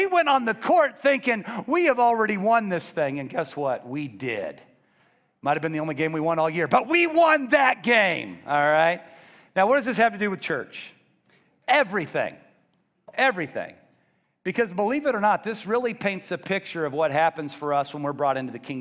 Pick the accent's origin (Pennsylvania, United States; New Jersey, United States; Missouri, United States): Missouri, United States; Columbia; I grew up in Columbia, Missouri, just outside the city